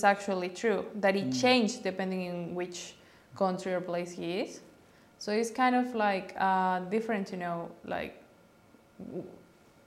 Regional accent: Mexico; now in Australia

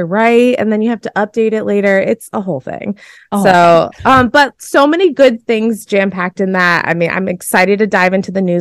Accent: Massachusetts, United States; moved away; also born or lived in New York City; I'm from Massachusetts

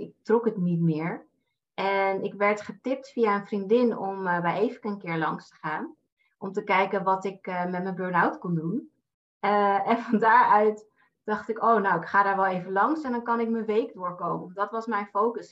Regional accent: Amsterdam, North Holland, Netherlands; now in Naarden, Netherlands; Ik kom uit Amsterdam en ik woon in Naarden samen met mijn vriend

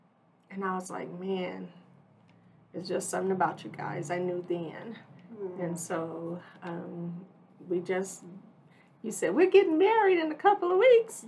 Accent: Fresno, California, United States; moved away as an adult; also born or lived in Michigan; now in Wichita, United States; We moved from Fresno, California.

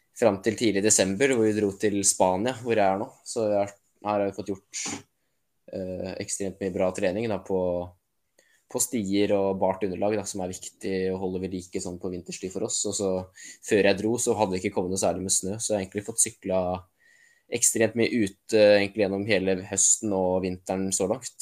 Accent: Norway; profesjonell terrengsyklist som nordmann

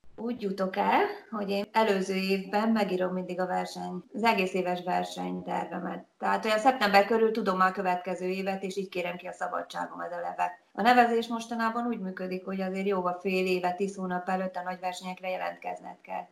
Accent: Hungary

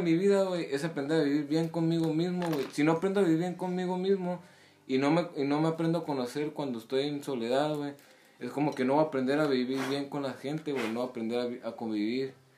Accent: Mexico; Soy mexicano

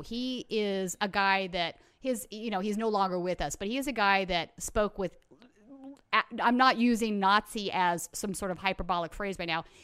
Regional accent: United States; as an American

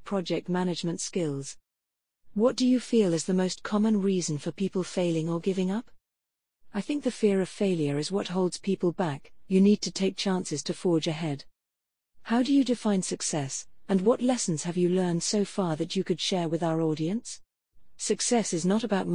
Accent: Ireland; I am Irish

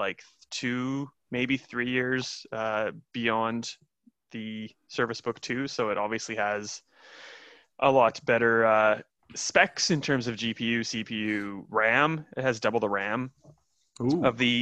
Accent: Saskatoon, Saskatchewan, Canada; moved away; I miss my hometown. I can't go to Canada.

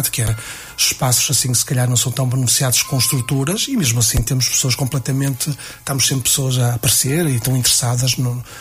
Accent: Vila Nova de Famalicão, Norte, Portugal; somos de Famalicão

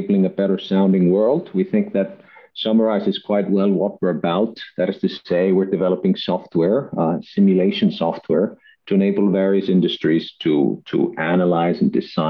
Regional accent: Iceland; moved away as an adult; also born or lived in Denmark; I'm originally from Iceland, but moved to Denmark to study at DTU, acoustical engineering

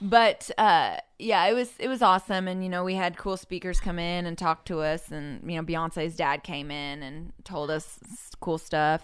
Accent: Orinda, California, United States; I'm from, uh, the Bay Area in California, a small town called Orinda

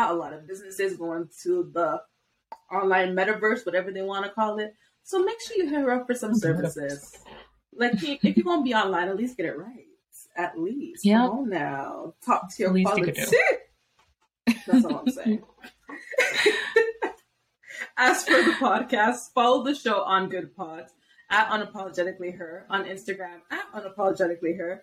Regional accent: Canada; we are Canadian

